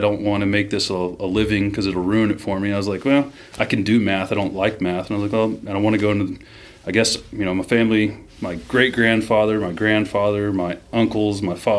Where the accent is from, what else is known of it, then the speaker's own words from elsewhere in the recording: Jackson, Mississippi, United States; moved away; also born or lived in Corpus Christi, Texas / Port Aransas, Texas / Alaska; So, we grew up in Jackson, but my family was in South Texas, so I'd do about seven months a year in Jackson, and when I wasn't in school, I'd be down in Port Aransas or Corpus